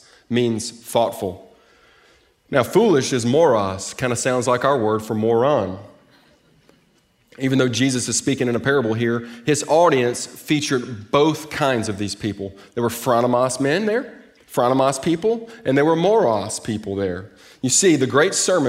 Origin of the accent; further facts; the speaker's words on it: Mississippi Delta, United States; moved away as an adult; also born or lived in Jackson, Mississippi; now in Texas, United States; I'm from the Mississippi Delta. I grew up 8 miles from the Mississippi River